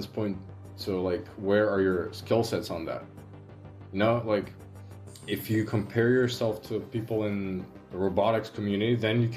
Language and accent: English; North Macedonia; from Macedonia